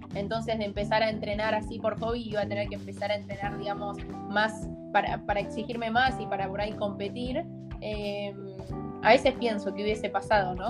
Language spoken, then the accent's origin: Spanish; Argentina; also born or lived in Netherlands; nosotros como argentinos también desde lo social somos mucho más de, no sé, de abrazar